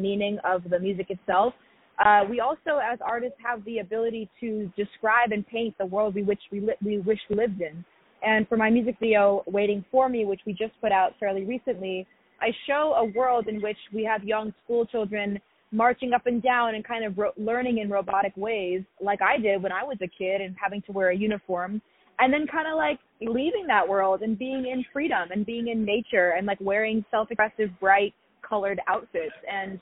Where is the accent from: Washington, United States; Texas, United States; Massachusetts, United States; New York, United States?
New York, United States; New York City; I grew up in New York City